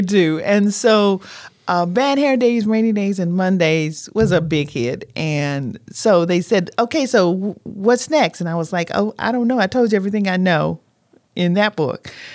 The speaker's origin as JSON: {"language": "English", "area": "Haywood County", "region": "Tennessee", "country": "United States", "tie": "born or raised there", "said": "growing up in Haywood County"}